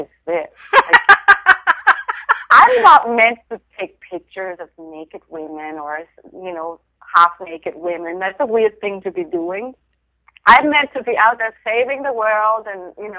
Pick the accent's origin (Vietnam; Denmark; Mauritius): Denmark; moved away; I grew up in Denmark